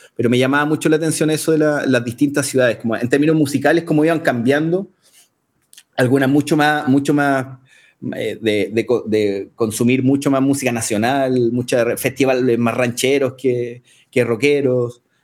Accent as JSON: {"language": "Spanish", "town": "Concepción", "region": "Biobío", "country": "Chile", "also_born_or_lived": "Santiago, Chile / Mexico", "moved": "as an adult", "said": "Nos fuimos de Conce, dejamos nuestra familia cuando, cuando emigramos a Santiago"}